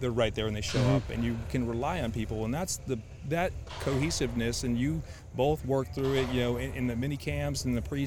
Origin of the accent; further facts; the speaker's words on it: Connecticut, United States; I'm from Connecticut